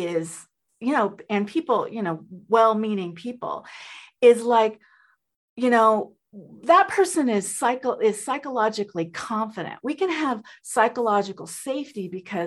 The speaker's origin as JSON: {"language": "English", "region": "Texas", "country": "United States", "tie": "born or raised there", "also_born_or_lived": "Colombia", "said": "I am originally from Colombia, South America. I have a mixed race. And I grew up I grew up in the 60s and 70s in Texas"}